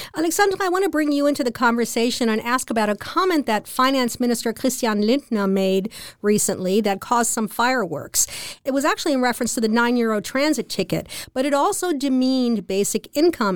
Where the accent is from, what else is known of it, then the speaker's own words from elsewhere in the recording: United States; now in Germany; as an American